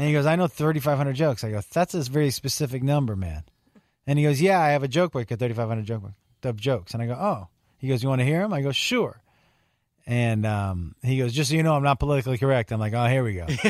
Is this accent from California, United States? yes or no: no; Western Massachusetts, United States; I'm from Western Mass